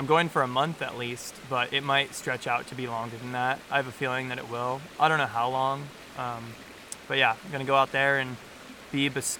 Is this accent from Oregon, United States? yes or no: yes; Rogue River, Oregon, United States; also born or lived in Medford, Oregon / Ashland, Oregon; I grew up in Southern Oregon, and so, yeah, I've spent 23 years here.